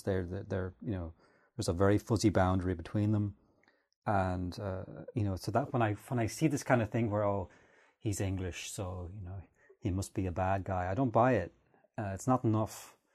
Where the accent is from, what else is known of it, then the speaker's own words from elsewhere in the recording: Ireland; I'm Irish